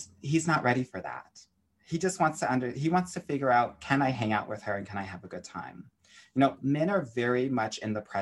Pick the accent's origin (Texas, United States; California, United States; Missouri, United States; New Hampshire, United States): California, United States; Southern; I was a competitive tennis player growing up in Southern California.